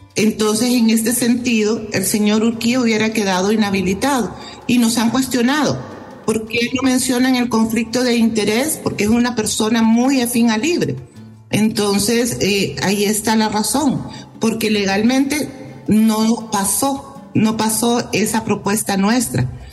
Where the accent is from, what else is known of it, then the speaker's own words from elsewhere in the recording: Honduras; nosotros como hondureños y hondureñas